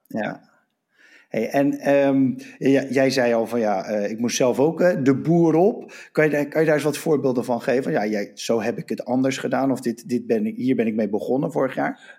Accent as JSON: {"language": "Dutch", "town": "Rotterdam", "region": "South Holland", "country": "Netherlands", "said": "Ik ben Rotterdammer, woon in Rotterdam."}